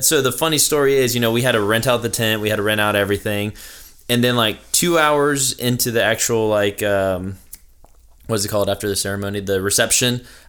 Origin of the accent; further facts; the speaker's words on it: Irmo, South Carolina, United States; So I grew up in Irmo, but I'm actually first generation. So my parents are Mexican. They came here.